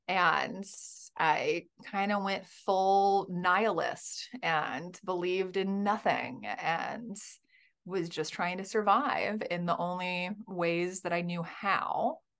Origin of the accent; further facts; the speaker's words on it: Birmingham, Alabama, United States; I was raised in the Bible Belt in Birmingham, Alabama.